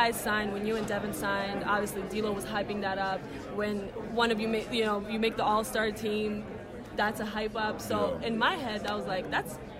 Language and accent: English; New York, United States; I'm from New York